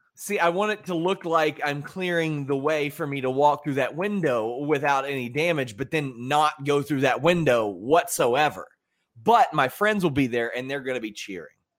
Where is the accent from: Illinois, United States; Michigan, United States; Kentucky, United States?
Kentucky, United States; I'm from Kentucky